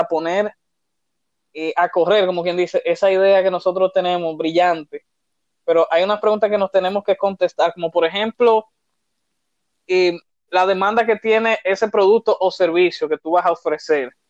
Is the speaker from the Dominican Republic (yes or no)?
yes; Santo Domingo, Distrito Nacional, Dominican Republic; vengo desde Santo Domingo, República Dominicana, o sea que soy tu compatriota.